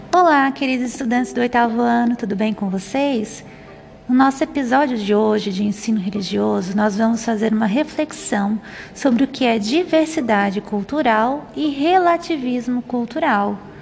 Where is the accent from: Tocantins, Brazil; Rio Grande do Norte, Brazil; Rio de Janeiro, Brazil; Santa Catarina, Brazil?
Santa Catarina, Brazil; moved away as an adult; now in Goiás, Brazil; Nasci e fui criada a minha vida inteira em Santa Catarina, no sul do Brasil. Porém, vivo e trabalho aqui